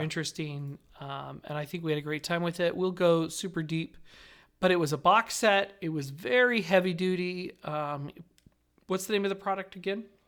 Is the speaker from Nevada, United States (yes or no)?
yes; Southern Nevada, United States; growing up in Southern Nevada